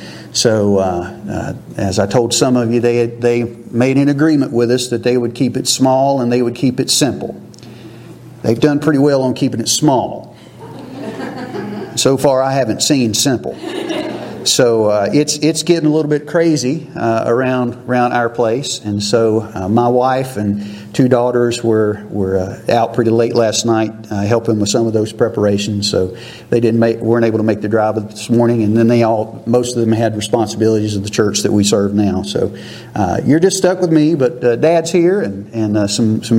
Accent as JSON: {"language": "English", "town": "Simmons Grove", "country": "United States", "tie": "born or raised there", "moved": "yes", "said": "I grew up here in Simmons Grove and was very blessed to call this my home church"}